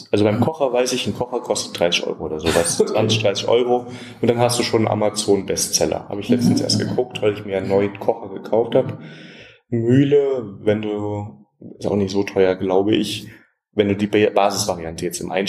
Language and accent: German; Göttingen, Lower Saxony, Germany; now in Munich, Germany; wohne hier, aber ja. ich komme aus Göttingen. Wahrscheinlich hat es jetzt schon abgefärbt so ein bisschen.